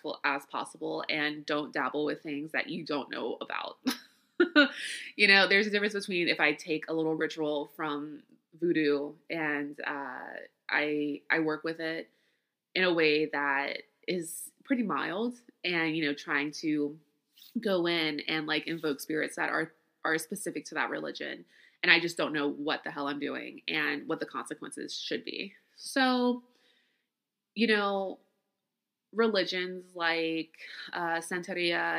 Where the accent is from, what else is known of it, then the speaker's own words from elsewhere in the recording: Louisiana, United States; I grew up in Louisiana. I am Creole.